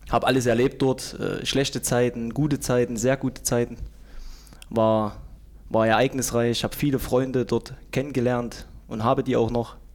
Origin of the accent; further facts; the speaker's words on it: Zeitz, Saxony-Anhalt, Germany; born there; Nein, ich bin in Zeitz geboren.